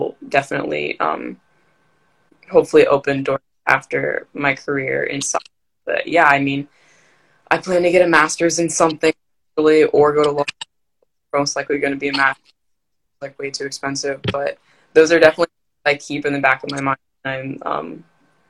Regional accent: Maryland, United States; I'm from Maryland

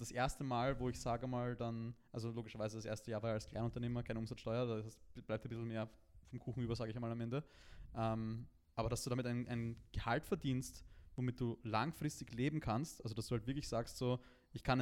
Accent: Vienna, Austria; bei uns in Wien

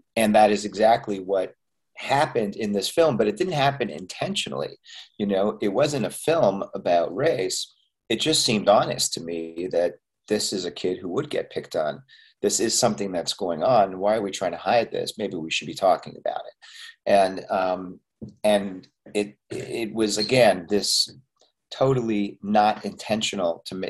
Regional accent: Montreal, Quebec, Canada; I'm also Canadian, by the way, yeah, I was born yeah. and raised in Montreal

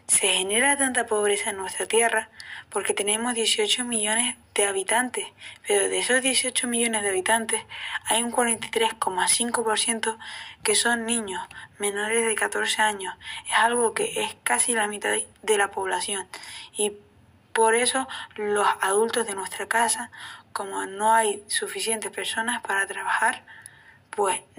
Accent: Angola; soy de Angola. Soy un niño de 14 años que he sufrido muchas cosas y hoy os voy a enseñar todo lo que hemos sufrido yo y todos los niños angoleños.

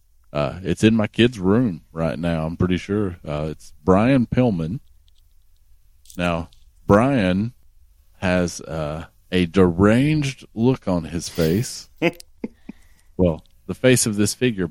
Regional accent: the South, United States; I'm from the South

